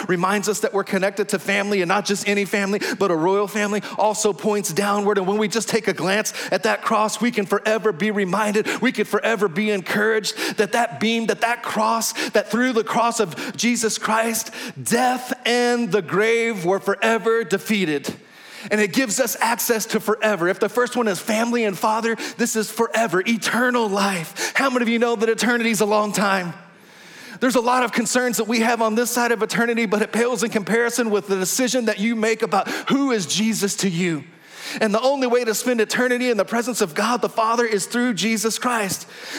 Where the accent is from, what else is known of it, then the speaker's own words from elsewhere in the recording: Texas, United States; accent: Texas drawl; I'm from Texas. I'm talking to the person of Hank. I feel a little Texas drawl coming on right there.